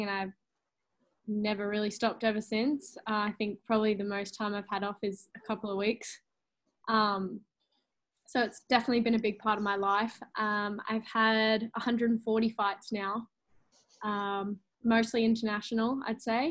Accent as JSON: {"language": "English", "town": "Gold Coast", "region": "Queensland", "country": "Australia", "tie": "born or raised there", "said": "on the Gold Coast, in my hometown"}